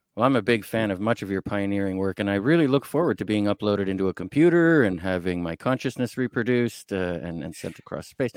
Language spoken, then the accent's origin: English; Canada; as Canadian science fiction fans